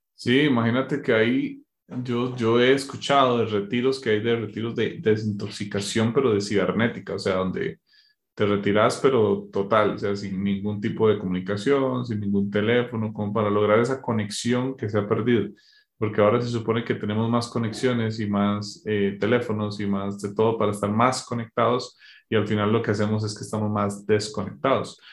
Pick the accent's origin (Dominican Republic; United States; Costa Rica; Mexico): Costa Rica; now in Colombia; soy de Costa Rica